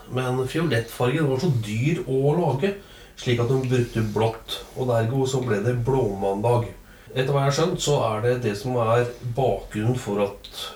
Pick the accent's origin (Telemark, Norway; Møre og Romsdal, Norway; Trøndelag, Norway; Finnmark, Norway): Trøndelag, Norway; der jeg kommer fra, oppe i Trøndelag